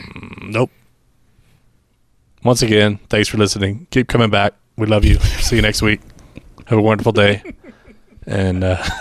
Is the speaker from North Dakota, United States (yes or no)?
no; Idaho, United States; But I'm from Idaho.